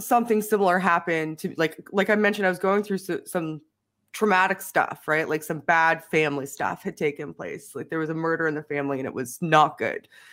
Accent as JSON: {"language": "English", "country": "Canada", "said": "I'm Canadian"}